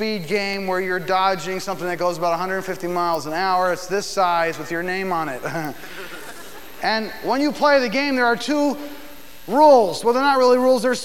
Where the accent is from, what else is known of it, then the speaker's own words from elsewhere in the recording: Philadelphia, Pennsylvania, United States; now in Nashville, United States; I'm from Philadelphia normally in life, but we live in Nashville